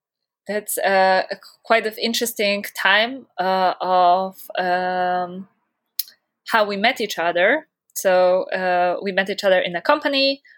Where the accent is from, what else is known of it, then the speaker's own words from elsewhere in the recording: Poland; I come from Poland.